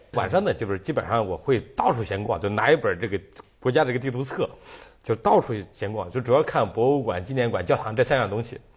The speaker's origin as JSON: {"language": "Chinese", "country": "China", "said": "我说中国"}